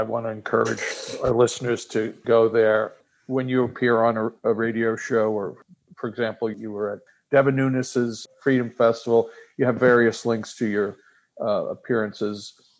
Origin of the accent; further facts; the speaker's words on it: New York City, New York, United States; I'm from the Bronx.